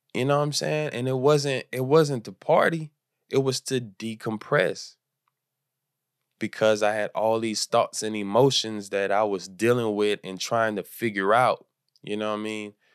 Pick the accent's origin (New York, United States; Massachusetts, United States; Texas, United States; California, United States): Texas, United States; Houston; moved away as an adult; now in Los Angeles, United States; I'm from Houston, and I moved to Los Angeles